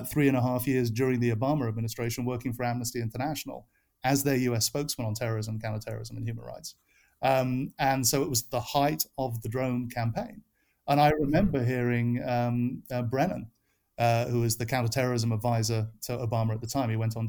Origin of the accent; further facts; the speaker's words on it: United Kingdom; now in United States; as you can tell from my accent, it's a little fluid, but I am from the UK, but I am an American citizen. I've lived in America for 20 years.